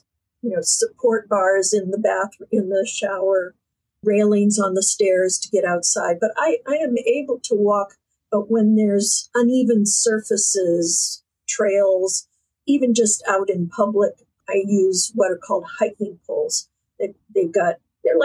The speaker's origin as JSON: {"language": "English", "town": "Fort Lauderdale", "region": "Florida", "country": "United States", "tie": "born or raised there", "moved": "as an adult", "lives_now": "south of Boston, United States", "said": "I was born in Fort Lauderdale"}